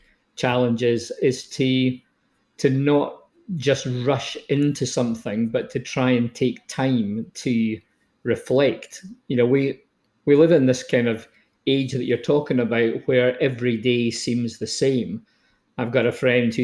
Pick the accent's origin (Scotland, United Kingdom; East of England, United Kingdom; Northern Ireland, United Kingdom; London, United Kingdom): Scotland, United Kingdom; accent: Scottish; moved away as an adult; also born or lived in Stirling / Edinburgh / New Zealand; now in Canada; You can tell from my accent that I'm from Old Scotia.